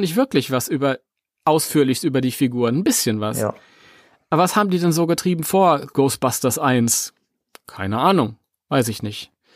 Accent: Germany; weil wir sind Deutsche

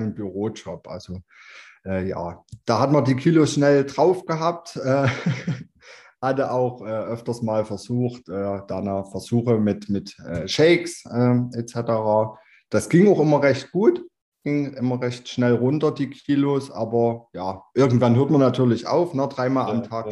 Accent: Chemnitz, Saxony, Germany; bin 32 Jahre alt, komme aus Chemnitz

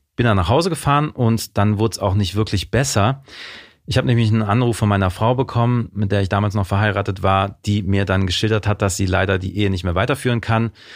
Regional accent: Mönchengladbach, North Rhine-Westphalia, Germany; Aufgewachsen bin ich in Mönchengladbach

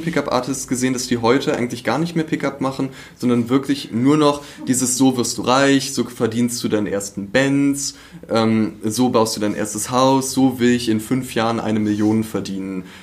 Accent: Berlin, Germany; moved away as an adult; now in Leipzig, Germany; Bin äh, eigentlich Berliner

